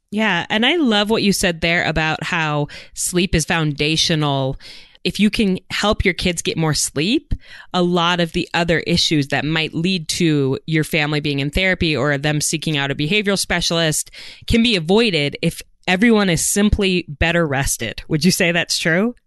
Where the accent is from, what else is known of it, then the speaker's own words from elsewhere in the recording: Idaho, United States; my home state of Idaho